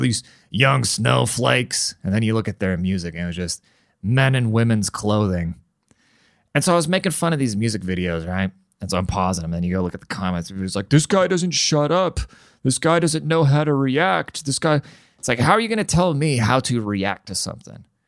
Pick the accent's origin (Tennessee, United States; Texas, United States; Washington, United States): Washington, United States; Seattle; I'm from Seattle